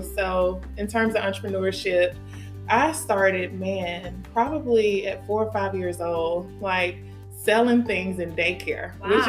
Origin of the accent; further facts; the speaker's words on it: Auburn, Alabama, United States; I am originally from Auburn, Alabama.